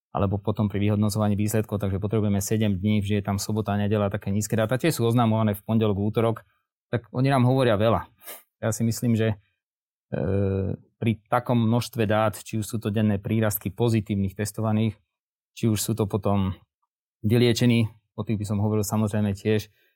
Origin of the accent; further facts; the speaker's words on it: Žilina, Žilina Region, Slovakia; Ja som teda zo Žiliny